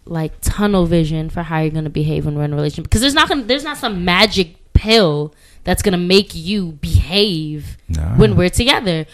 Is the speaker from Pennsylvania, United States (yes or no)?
no; New York City, New York, United States; moved away as an adult; We're both from Brooklyn